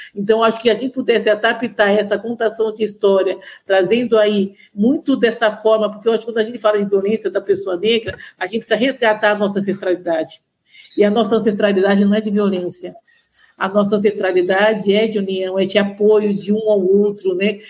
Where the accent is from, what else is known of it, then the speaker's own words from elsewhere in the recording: São Paulo, Brazil; eu sou de São Paulo, nascida e criada em São Paulo